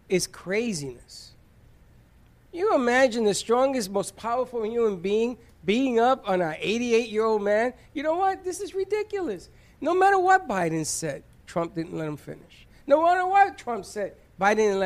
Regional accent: United States; I am still an American

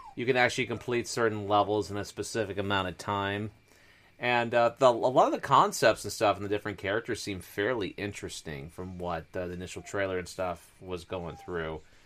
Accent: Washington, United States; moved away; living in the, uh, Pacific Northwest and stuff, near Forks, Washington

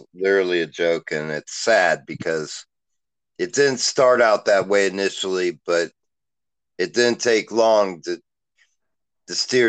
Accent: Ohio, United States; I'm from Ohio, of the supposed Rock and Roll Hall of Fame.

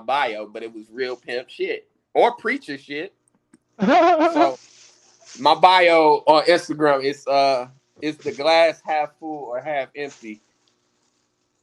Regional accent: United States; We being American blacks

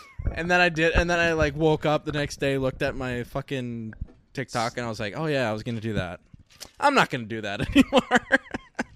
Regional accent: United States; I'm American

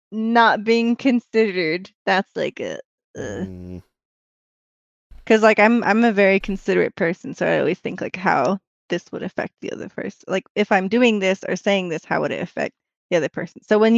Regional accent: Utah, United States; And he's from North Carolina and I'm from Utah.

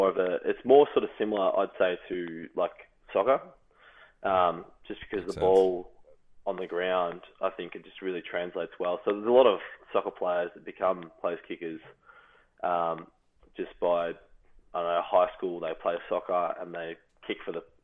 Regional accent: Australia; moved away as an adult; now in Illinois, United States; being another Australian

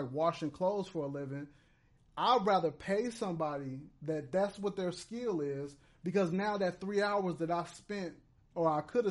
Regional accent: Chicago, Illinois, United States; now in Inglewood, United States; In Chicago, Inglewood is spelled with an E, but out here it's spelled with an I, so I'm from

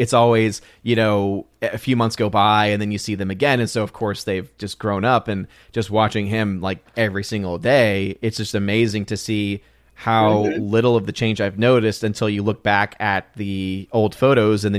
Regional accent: United States; as an American

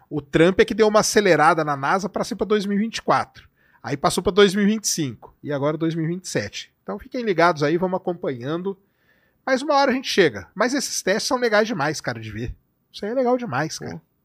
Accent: Brazil; eu sou brasileiro

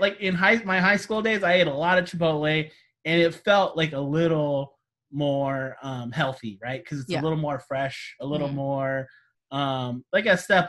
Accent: Sacramento, California, United States; Sacramento, my hometown.

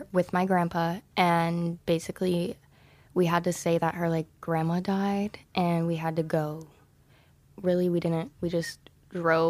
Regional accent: Kentucky, United States; I grew up in Kentucky. I went to the University of Kentucky full ride

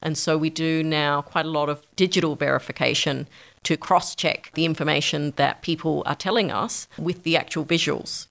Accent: Australia; moved away as an adult; also born or lived in New York; I moved from New York back to Australia to set up the Australia office

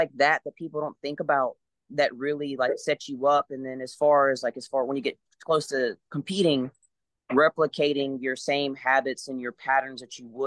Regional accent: Louisiana, United States; I grew up in Louisiana.

